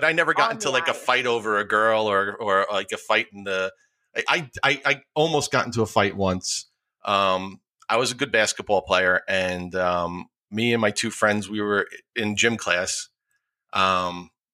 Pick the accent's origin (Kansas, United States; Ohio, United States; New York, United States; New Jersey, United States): New York, United States; Rockland County; also born or lived in Bronx, New York; My parents moved up to Rockland County when I was a year old, and I've been there ever since